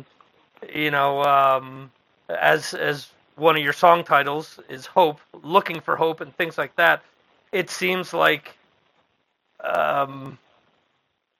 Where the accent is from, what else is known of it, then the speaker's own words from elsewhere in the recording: Dover, New Jersey, United States; I mentioned that I was from originally from Morris County. The town where I grew up in is where Joe Kubert actually started his school back in the 80s mm-hmm. in a town called Dover